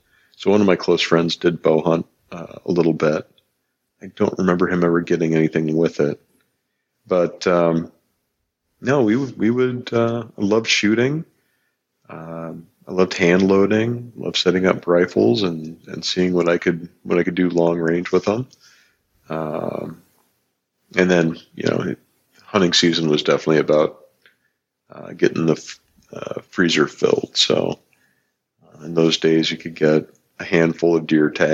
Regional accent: Northwest Montana, United States; So, born in the 70s, Northwest Montana.

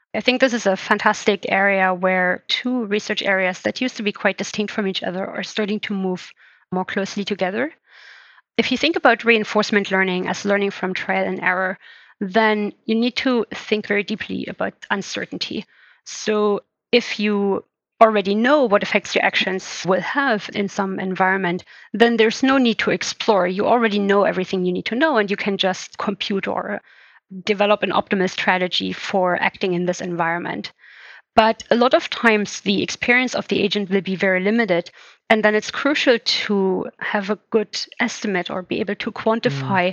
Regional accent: Germany; moved away as an adult; now in England, United Kingdom; I was born in East Germany. So I spent the first years of my life uh, actually behind the Iron Curtain

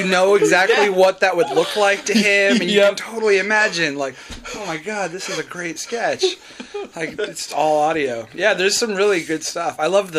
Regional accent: Denver, Colorado, United States

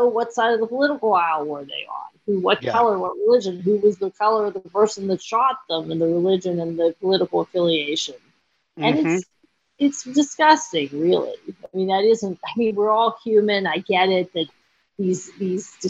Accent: Pittsburgh, Pennsylvania, United States; here in my hometown

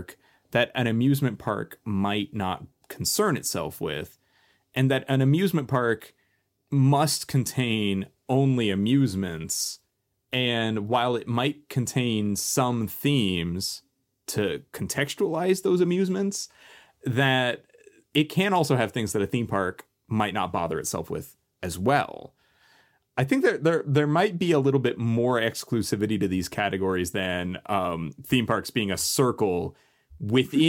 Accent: Long Beach, California, United States; You and I grew up in and around Long Beach, California

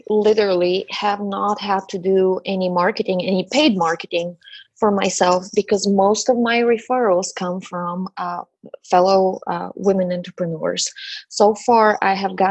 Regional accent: Bulgaria; now in Dallas, United States; I am a child of the Eastern Bloc. I'm originally from Bulgaria

